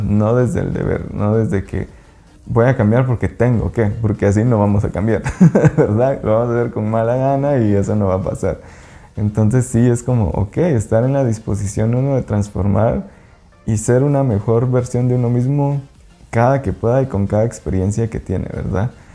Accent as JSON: {"language": "Spanish", "region": "Quetzaltenango", "country": "Guatemala", "tie": "born or raised there", "moved": "as an adult", "lives_now": "Lake Atitlán, Guatemala", "said": "Yo soy de Shela. pues allá nací y allá crecí pues toda mi vida"}